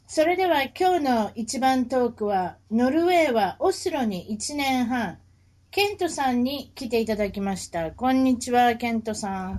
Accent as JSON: {"language": "Japanese", "region": "Kansai", "country": "Japan", "said": "関西人ですから"}